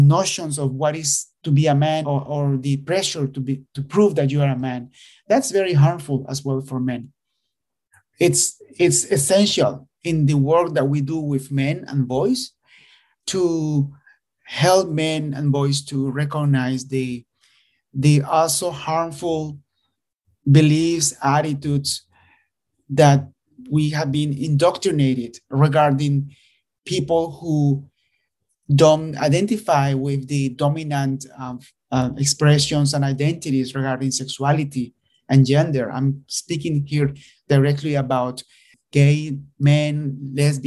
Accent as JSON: {"language": "English", "country": "Nicaragua", "moved": "yes", "said": "I am originally from Nicaragua"}